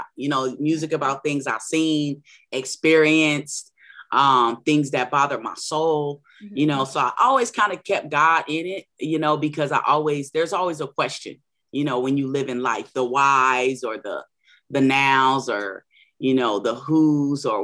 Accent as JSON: {"language": "English", "town": "San Diego", "region": "California", "country": "United States", "tie": "born or raised there", "also_born_or_lived": "Orange County, California / Long Beach, California", "said": "I was born in San Diego, California, lived a little bit, a couple of years in Orange County and Long Beach, Cali as well. I'm a native here in San Diego"}